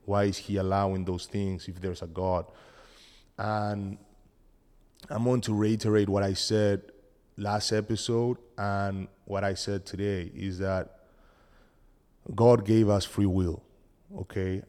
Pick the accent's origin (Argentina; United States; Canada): Argentina; English is a second language; moved away; I'm from Argentina